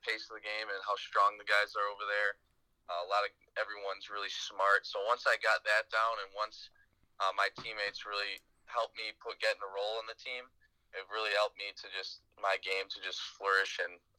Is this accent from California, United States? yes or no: no; New Berlin, Wisconsin, United States; Yeah, definitely. My town is actually, I'm from New Berlin, so it's kind of funny